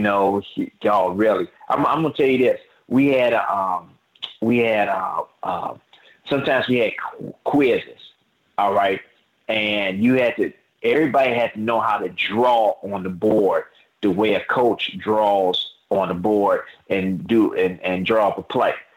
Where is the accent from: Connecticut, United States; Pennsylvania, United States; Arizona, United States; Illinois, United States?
Illinois, United States; Chicago; I grew up that way in Chicago